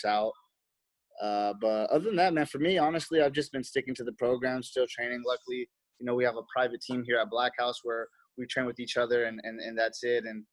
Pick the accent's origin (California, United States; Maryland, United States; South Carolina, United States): California, United States; Los Angeles; I'm from Reseda, California, and that's where the Karate Kid is